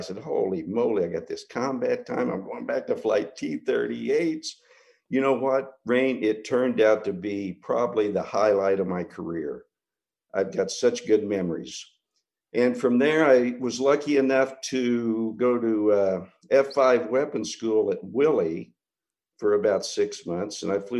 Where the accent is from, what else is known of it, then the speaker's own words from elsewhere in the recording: Kansas, United States; I grew up in Kansas. My dad was a cowboy. He was a tough-as-nails guy, but a very soft heart. And I graduated from a very small graduating class of 19 in Southeast Kansas. I went to Wichita State